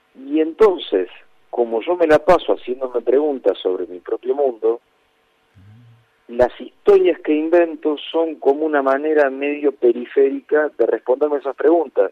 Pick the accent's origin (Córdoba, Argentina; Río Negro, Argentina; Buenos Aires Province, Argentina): Buenos Aires Province, Argentina; Castelar; en Castelar no tenemos cine